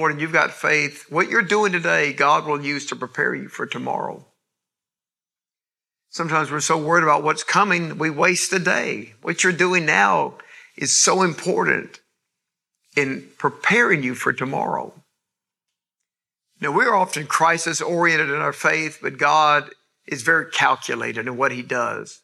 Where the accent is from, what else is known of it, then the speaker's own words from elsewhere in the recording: East Point, Georgia, United States; south side of Atlanta where I grew up in East Point